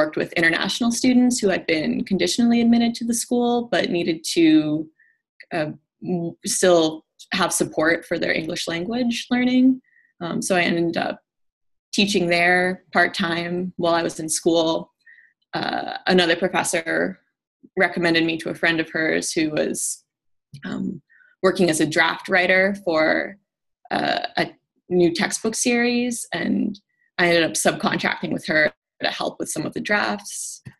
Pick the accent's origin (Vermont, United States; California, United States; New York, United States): Vermont, United States; moved away as an adult; now in Washington, D.C., United States; I'm originally from Vermont. Okay. Grew up there and went to college there, and I love growing up there